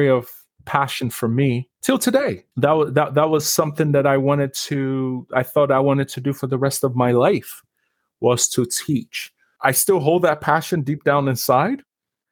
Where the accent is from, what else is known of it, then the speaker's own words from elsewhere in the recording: Lagos, Nigeria; now in Canada; I was born and raised in a wonderful country in West Africa called Nigeria. I was born in Lagos